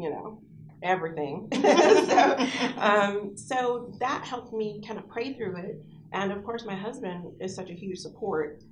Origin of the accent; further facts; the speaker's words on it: Illinois, United States; moved away as an adult; now in McKinney, United States; I'm originally from Illinois.